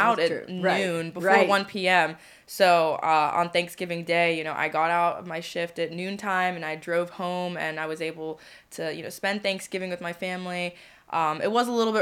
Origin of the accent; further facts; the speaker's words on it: just outside D.C., Maryland, United States; moved away as an adult; also born or lived in Pennsylvania; now in Harrisburg, United States; I'm originally from Maryland, just outside D.C., and yeah, this is a brand new city for me